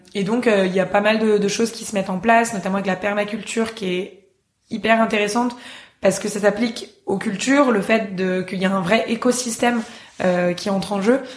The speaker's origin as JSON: {"language": "French", "town": "Paris", "region": "Île-de-France", "country": "France", "tie": "born or raised there", "also_born_or_lived": "Oslo, Norway", "moved": "as an adult", "said": "en ayant passé toute mon enfance à Paris"}